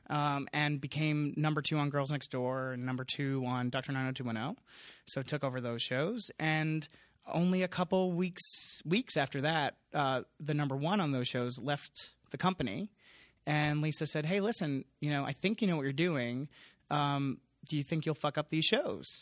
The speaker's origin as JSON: {"language": "English", "area": "Long Island", "region": "New York", "country": "United States", "tie": "born or raised there", "said": "I grew up in Long Island, so a suburb kid"}